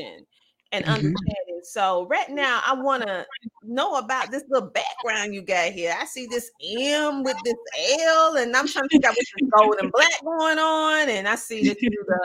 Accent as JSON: {"language": "English", "region": "the South", "country": "United States", "accent": "Southern twang", "said": "a Southern person"}